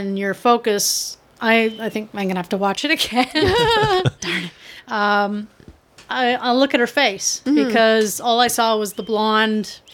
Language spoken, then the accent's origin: English; Toronto, Ontario, Canada; I'm born and raised in Toronto